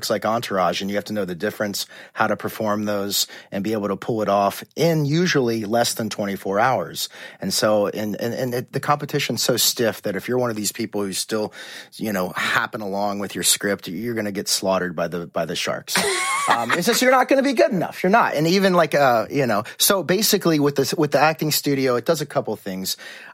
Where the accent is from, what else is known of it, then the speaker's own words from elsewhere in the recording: Cincinnati, Ohio, United States; moved away as an adult; also born or lived in Indiana; now in Los Angeles, United States; I was an actor from Cincinnati, Ohio